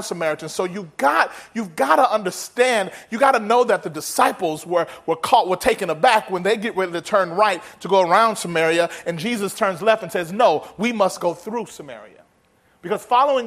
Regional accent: Mississippi, United States; moved away as an adult; now in California, United States; I remember growing up in Mississippi and God calling me to California. And I moved out to California to work

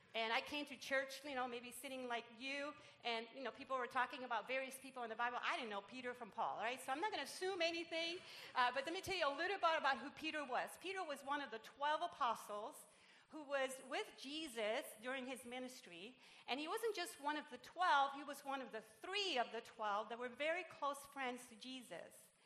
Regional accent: Puerto Rico; English is a second language; now in Irvine, United States; I'm Puerto Rican

